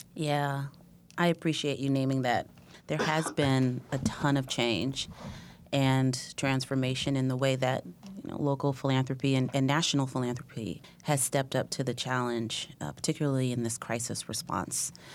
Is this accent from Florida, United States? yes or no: no; Oakland, California, United States; moved away as an adult; also born or lived in New Jersey; now in Sacramento, United States; I grew up in Oakland